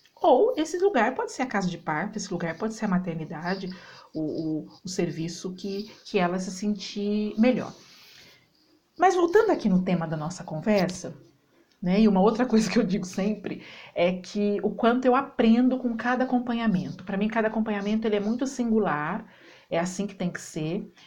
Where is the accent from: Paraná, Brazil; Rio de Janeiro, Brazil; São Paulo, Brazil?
São Paulo, Brazil; Campinas; now in Alfenas, Brazil; Moro na cidade de Alfenas, sou campineira, morando aqui na cidade de Alfenas